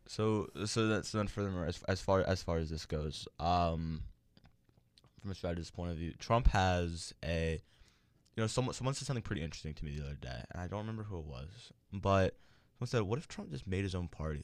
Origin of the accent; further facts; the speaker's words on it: Maryland, United States; my home state, Maryland